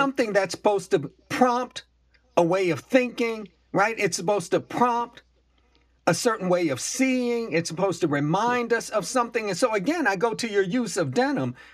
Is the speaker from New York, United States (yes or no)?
yes; Buffalo, New York, United States; I grew up in Buffalo, New York, but my people come from Virginia and North Carolina